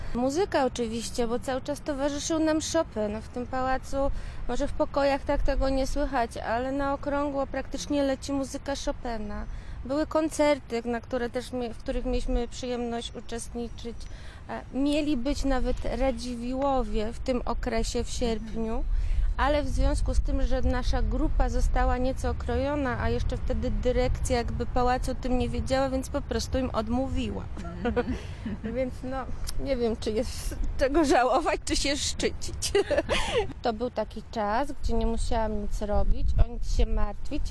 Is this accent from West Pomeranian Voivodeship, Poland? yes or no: yes; Szczecin, West Pomeranian Voivodeship, Poland; moved away; also born or lived in Poznań; pochodzę z Niebuszewa